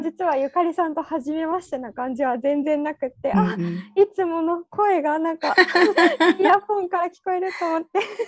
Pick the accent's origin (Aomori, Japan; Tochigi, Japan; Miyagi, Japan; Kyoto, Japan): Kyoto, Japan; also born or lived in United Kingdom; now in Tokyo, Japan; 京都で生まれ育って